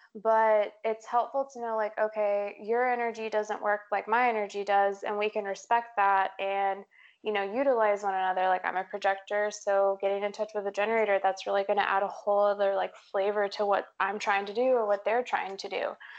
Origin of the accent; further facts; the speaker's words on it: Texas, United States; I grew up, I'm from Texas. And whenever people ask me like, where are you from? I'm like, I'm from Texas. Like, oh, where? And I'm like, everywhere.